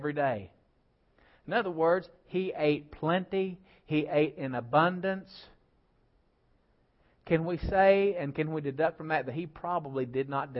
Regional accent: United States; I'm an American

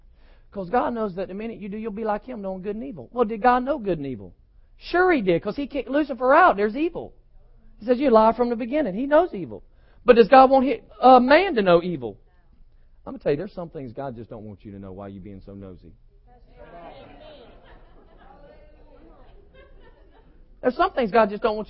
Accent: United States; I'm an American because I was born one

